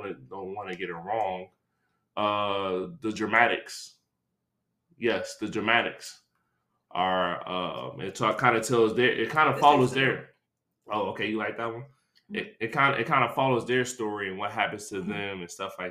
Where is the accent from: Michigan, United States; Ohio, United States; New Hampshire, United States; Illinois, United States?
Michigan, United States; Detroit; I'm from Detroit